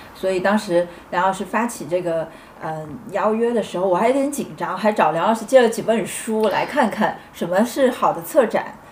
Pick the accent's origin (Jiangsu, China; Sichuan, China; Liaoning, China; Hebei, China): Sichuan, China; Chengdu; moved away as an adult; now in Shanghai, China; 我作为一个成都人来到上海这七年时间